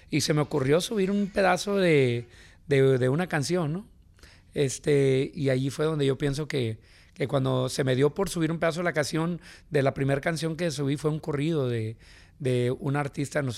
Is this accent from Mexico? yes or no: no; Los Angeles, California, United States; Born and raised in Venice, California.